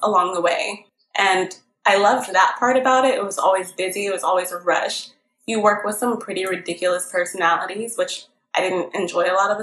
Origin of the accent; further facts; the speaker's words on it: Southern California, United States; I'm not from the East Coast